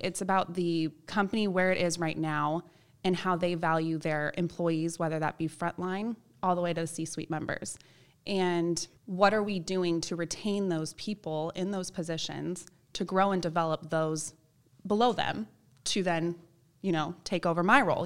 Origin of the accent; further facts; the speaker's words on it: Palos Verdes, California, United States; also born or lived in Chico, California; part of this group called the National Charity League in my hometown in Palos Verdes